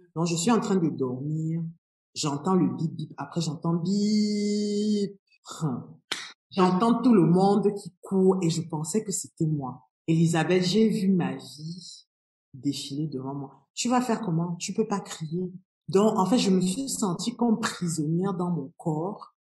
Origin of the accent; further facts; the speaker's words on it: Cameroon; moved away as an adult; also born or lived in France / Canada; je suis partie du Cameroun en août 2020, 2001. donc je suis partie pour la France.